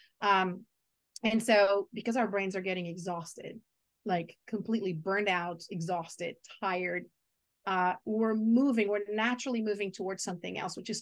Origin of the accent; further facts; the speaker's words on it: Portugal; English is a second language; moved away as an adult; also born or lived in Brazil / Chile / Argentina / Maryland, United States; now in United States; I was born in Brazil. And so the first decade of my life was in Brazil. The second decade was in Portugal. My mom is Portuguese, so I was raised there.